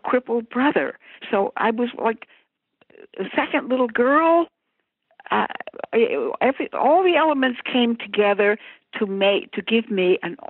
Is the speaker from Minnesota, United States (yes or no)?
yes; Minnesota, United States; moved away as an adult; I was from Minnesota and we had nothing